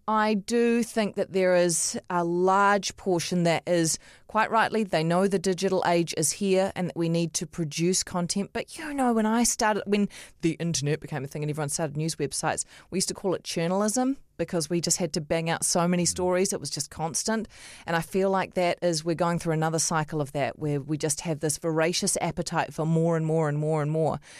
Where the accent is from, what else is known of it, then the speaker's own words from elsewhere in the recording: Auckland, New Zealand; I grew up in Otahuhu